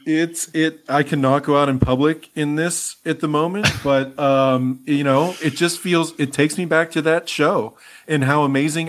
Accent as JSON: {"language": "English", "town": "Altoona", "region": "Pennsylvania", "country": "United States", "tie": "born or raised there", "said": "my hometown of Altoona, Pennsylvania"}